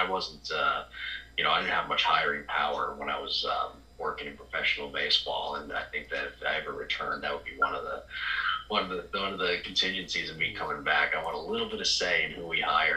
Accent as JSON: {"language": "English", "town": "Marlton", "region": "New Jersey", "country": "United States", "said": "I'm originally from a town called Marlton, New Jersey. It's about 30 minutes outside of Philadelphia."}